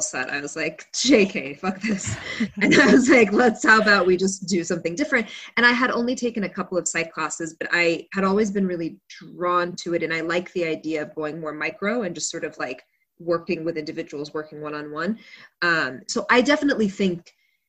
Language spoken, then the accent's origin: English; Kuwait; moved away; also born or lived in United States; then we went back to Kuwait